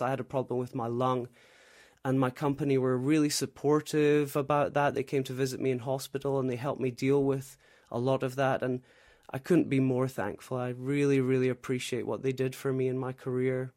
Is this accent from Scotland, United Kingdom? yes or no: yes; Scotland, United Kingdom; moved away as an adult; also born or lived in Shanghai, China; now in Taipei, Taiwan; I'm originally from Scotland